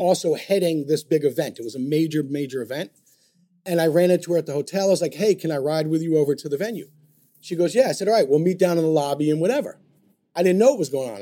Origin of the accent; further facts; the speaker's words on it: New York, United States; I'm a New Yorker